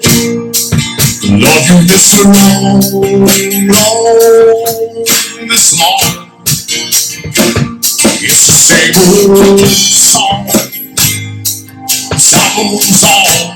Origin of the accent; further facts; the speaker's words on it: Petersburg, Kentucky, United States; I'm Petersburg, Kentucky